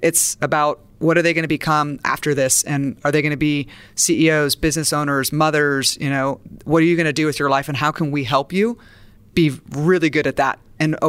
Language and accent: English; Santa Barbara, California, United States; And I'm a beach girl. I'm from Santa Barbara.